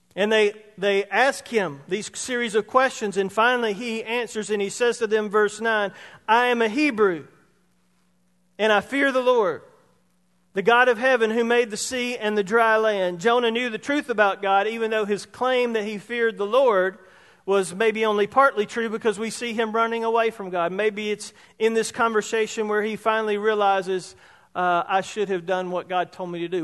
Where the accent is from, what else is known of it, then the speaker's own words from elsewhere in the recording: Roebuck, South Carolina, United States; from Roebuck, Hicktown, South Carolina. Which is growing now. I mean, now it's a metropolis. When I was growing up there, there was one caution light